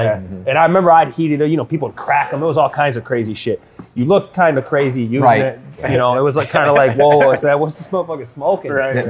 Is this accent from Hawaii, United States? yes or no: no; River Rouge, Michigan, United States; I grew up in Rouge